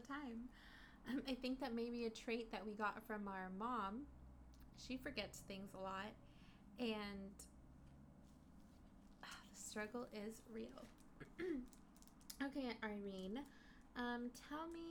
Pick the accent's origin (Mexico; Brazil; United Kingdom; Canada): Mexico; moved away; I was born in Mexico